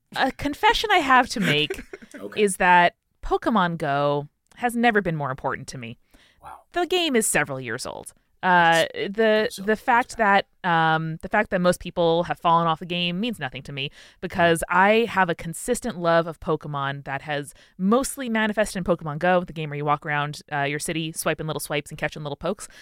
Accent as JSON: {"language": "English", "town": "Merrick", "region": "New York", "country": "United States", "tie": "born or raised there", "also_born_or_lived": "Queens, New York", "said": "my hometown of Merrick, New York"}